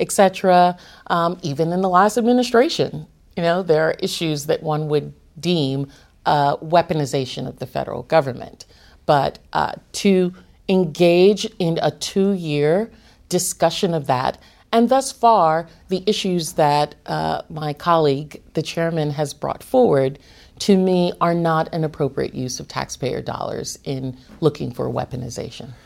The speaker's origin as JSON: {"language": "English", "town": "New York City", "region": "New York", "country": "United States", "tie": "born or raised there", "said": "I grew up in Brooklyn"}